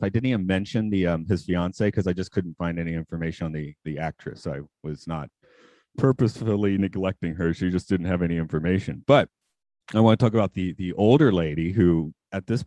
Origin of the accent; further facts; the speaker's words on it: Atlanta, Georgia, United States; moved away as an adult; now in Nagano, Japan; I'm from Atlanta